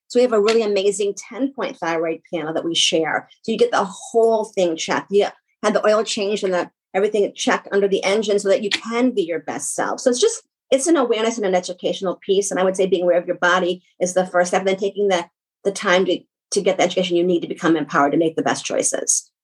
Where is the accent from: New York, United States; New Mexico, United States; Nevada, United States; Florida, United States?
New York, United States; I do talk fast because I'm from New York